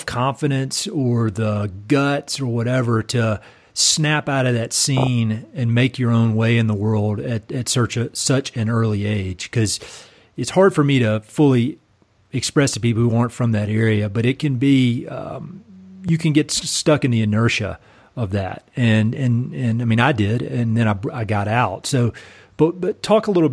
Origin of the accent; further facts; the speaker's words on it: North Carolina, United States; moved away; a lot of the people that we grew up with in North Carolina